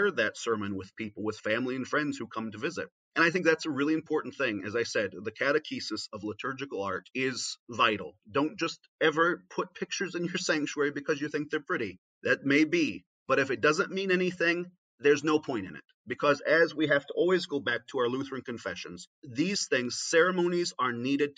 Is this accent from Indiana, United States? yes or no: yes; Northeast Indiana, United States; every church I grew up in Northeast Indiana had a crucifix in it